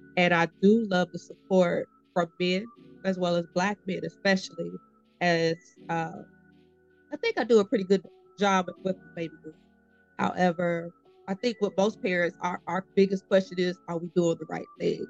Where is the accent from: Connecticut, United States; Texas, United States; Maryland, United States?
Texas, United States; Austin; moved away as an adult; now in Houston, United States; I'm originally from Austin, Texas. So um, I came here for college and stayed.